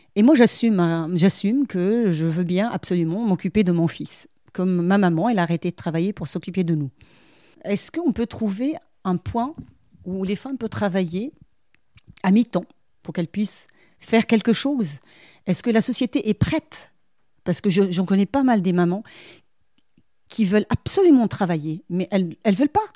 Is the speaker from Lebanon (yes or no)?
yes; Lebanon; moved away as an adult; now in France; Moi, en tant que Libanaise et une femme